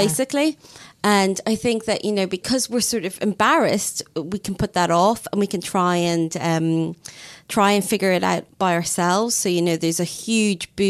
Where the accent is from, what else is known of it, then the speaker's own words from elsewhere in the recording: Ireland; now in United Kingdom; being Irish